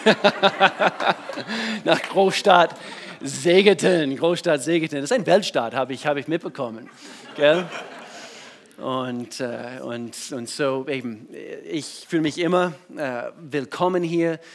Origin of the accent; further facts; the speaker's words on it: United States; German is a second language; moved away as an adult; now in Germany; ich komme aus den USA, bin wohnhaft in Deutschland seit, eigentlich dieses Jahr, seit 20 Jahren, 98 bin ich, bin ich nach Deutschland gezogen mit meiner Frau.